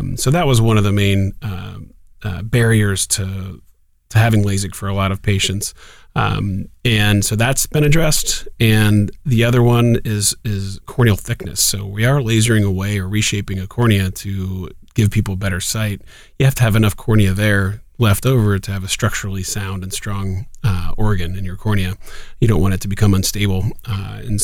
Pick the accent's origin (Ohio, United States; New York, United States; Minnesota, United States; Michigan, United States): Ohio, United States; Columbus; also born or lived in San Francisco, California / Durham, North Carolina; I'm from Columbus and moved back home about 9 years ago